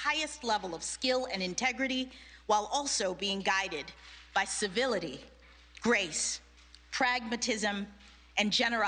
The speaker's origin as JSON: {"language": "English", "town": "Miami", "region": "Florida", "country": "United States", "tie": "born or raised there", "said": "my hometown of Miami, Florida"}